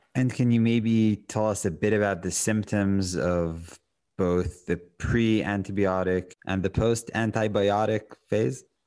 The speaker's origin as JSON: {"language": "English", "country": "Israel", "tie": "born or raised there", "moved": "as an adult", "lives_now": "United States", "said": "when I grew up in Israel, I always had dogs"}